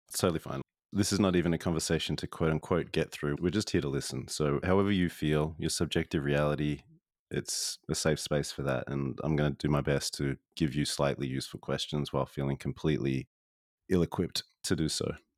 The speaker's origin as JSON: {"language": "English", "country": "Australia", "tie": "born or raised there", "said": "I grew up in Australia"}